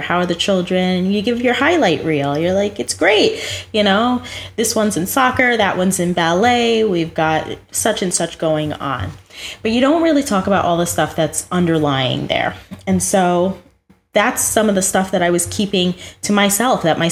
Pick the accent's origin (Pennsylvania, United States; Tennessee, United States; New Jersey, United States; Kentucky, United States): New Jersey, United States; now in West Palm Beach, United States; Well, I grew up in New Jersey. I'm very much a Jersey girl.